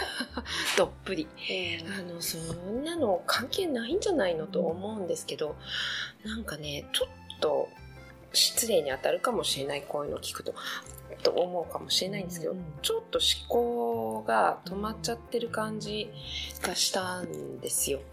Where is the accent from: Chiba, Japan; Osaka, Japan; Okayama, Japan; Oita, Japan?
Oita, Japan; Beppu; born or raised there; now in Paris, France